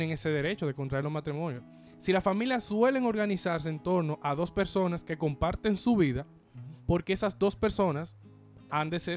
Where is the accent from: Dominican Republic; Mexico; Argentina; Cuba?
Dominican Republic; Ah, somos dominicanos y somos de la iglesia católica, somos un estado clerical.